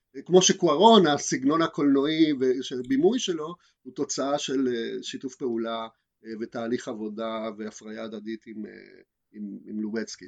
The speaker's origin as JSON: {"language": "Hebrew", "country": "Argentina", "moved": "yes", "lives_now": "Israel", "said": "אני לא ממקסיקו אני מארגנטינה"}